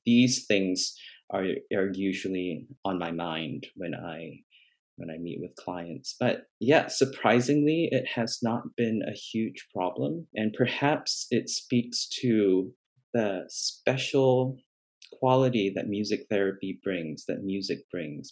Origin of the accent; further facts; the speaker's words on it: Malaysia; moved away; I grew up in Malaysia, in an Asian kind of a culture